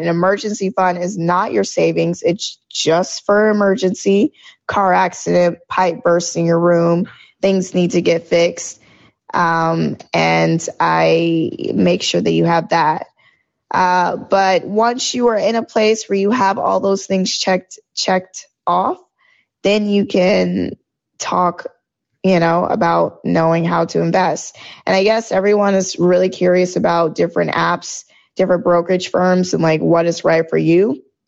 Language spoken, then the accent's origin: English; Georgia, United States; moved away as an adult; also born or lived in New York; I am originally from Georgia